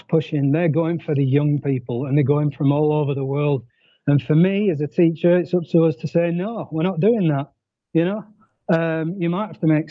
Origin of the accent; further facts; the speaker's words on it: Blackburn, North West England, United Kingdom; moved away as an adult; also born or lived in Montenegro / Zanzibar; now in Mexico; I'm from Blackburn.